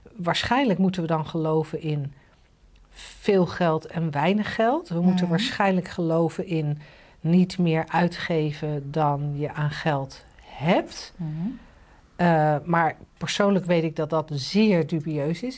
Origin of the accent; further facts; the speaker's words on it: The Hague, South Holland, Netherlands; ik ben ooit geboren in een wijk waarvan je nu zou zeggen. Nou, die heeft het niet heel erg getroffen. Het kon slechter in Den Haag